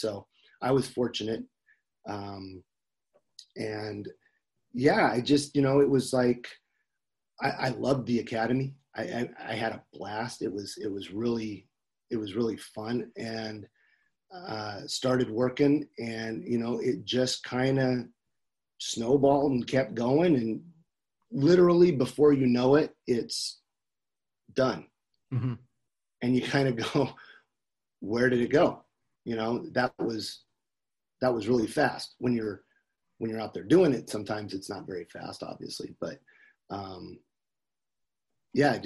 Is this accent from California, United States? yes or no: yes; Northern California, United States; I grew up in Northern California